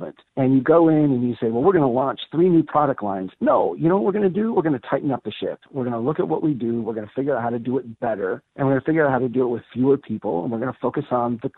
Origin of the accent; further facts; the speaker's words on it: central Minnesota, United States; my hometown here in central Minnesota